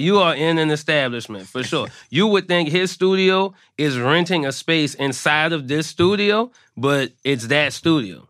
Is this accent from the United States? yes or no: yes; New Orleans, Louisiana, United States; everybody knew I was from New Orleans